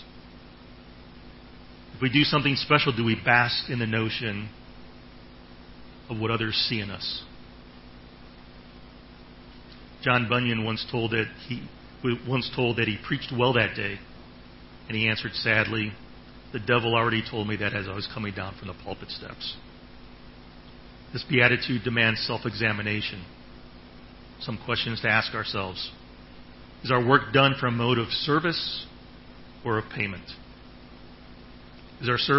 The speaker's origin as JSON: {"language": "English", "region": "Ohio", "country": "United States", "moved": "yes", "lives_now": "Thailand", "said": "I'm from Ohio"}